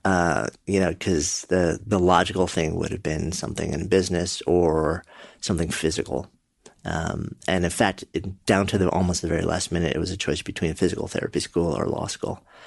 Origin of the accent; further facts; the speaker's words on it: New York City, New York, United States; I'm a New Yorker. Hmm. Born just outside and been in the city for my entire adult life